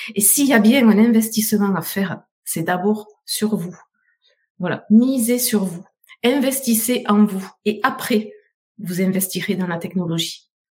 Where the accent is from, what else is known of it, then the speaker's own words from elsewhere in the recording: south of France, France; accent: southern French; je suis du sud de la France, vous m'entendez, mon super accent